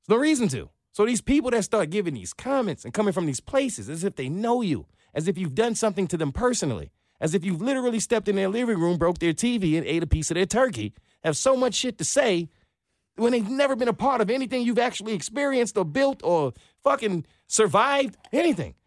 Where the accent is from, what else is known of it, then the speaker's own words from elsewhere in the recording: New York, United States; moved away as an adult; now in Atlanta, United States; I'm from New York